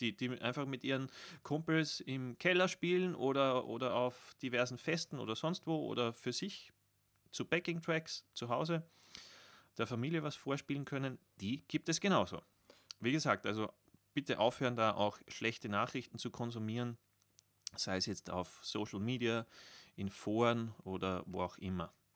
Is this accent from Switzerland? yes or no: no; Austria; als Österreicher